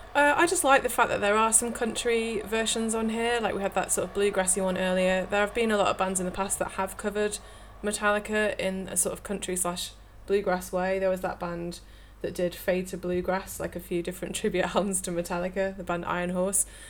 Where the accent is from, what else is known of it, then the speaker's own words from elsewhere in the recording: the north of England, United Kingdom; accent: northern; It's probably my northern accent